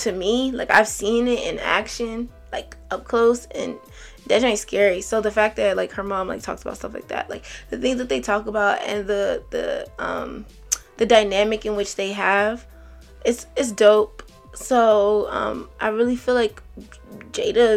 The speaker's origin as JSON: {"language": "English", "country": "Nigeria", "said": "As a Nigerian"}